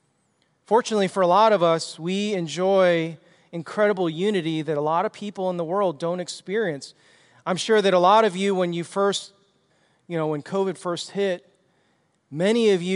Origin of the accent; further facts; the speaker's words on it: Chicago, Illinois, United States; I was like from Chicago. I grew up on the streets and was just roving around the streets, getting into trouble.